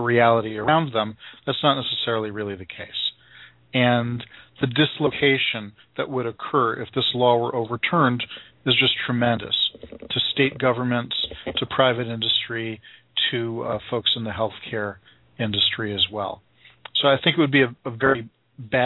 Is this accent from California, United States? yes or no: no; Massachusetts, United States; my home state elected Scott Brown into Ted Kennedy's old seat